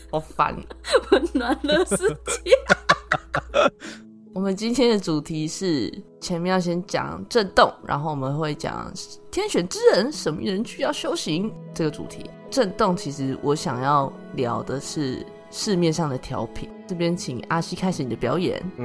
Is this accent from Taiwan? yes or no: yes; Chiayi, Taiwan; moved away; 我老家在嘉义，所以只要回家，我们就会去拜拜